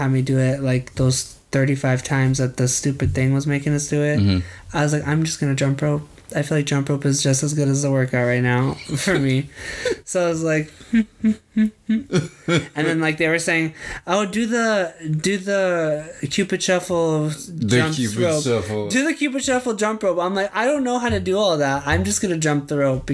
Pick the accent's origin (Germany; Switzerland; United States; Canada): United States; California; for me as a Californian